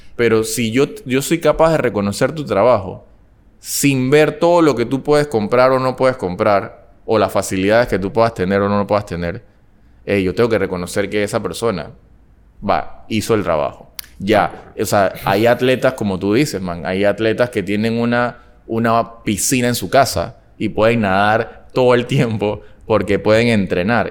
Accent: Panama City, Panama; Todo el mundo lo que me conoce sabe que yo vengo de Panamá Viejo

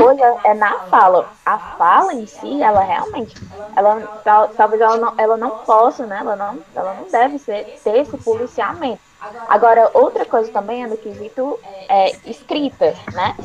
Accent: Ceará, Brazil; aqui no Ceará e, e a gente tem muito essa influência também do francês. Então, a, a gente até fala um pouco assim, talvez nesse R

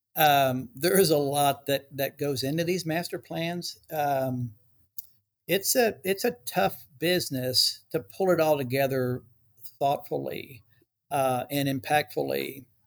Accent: Dallas, Texas, United States; also born or lived in Cincinnati, Ohio / Ecuador (parents); I've lived in DFW, uh, Texas, uh, most of my life

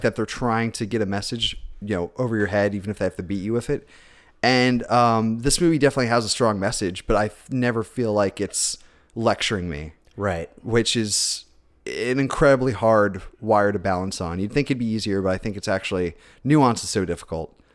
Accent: Spartanburg, South Carolina, United States; also born or lived in Orlando, Florida; I was born in Florida, but I, I, spent most of my formative years in South Carolina

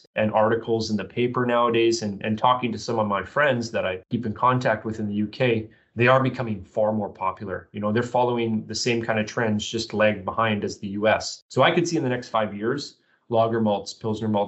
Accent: Canada; now in Portland, United States; I'm Canadian

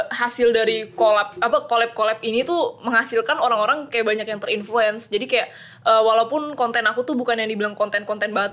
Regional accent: Jakarta, Indonesia; Cuma mereka kayak ngerantau gitu ke Jakarta, jadi aku lahirnya di Jakarta sih.

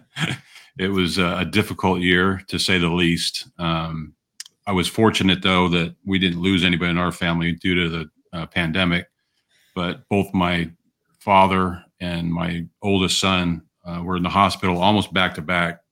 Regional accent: Southern California, United States; I was from Southern California

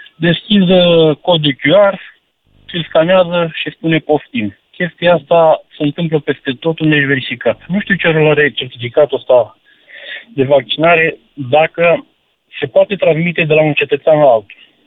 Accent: Balș, Olt County, Romania; sunt cetățean orașului Balș

